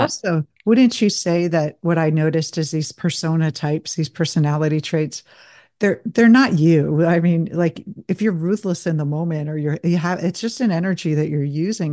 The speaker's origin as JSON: {"language": "English", "region": "New Jersey", "country": "United States", "tie": "born or raised there", "also_born_or_lived": "Denver", "moved": "as an adult", "said": "I grew up in New Jersey"}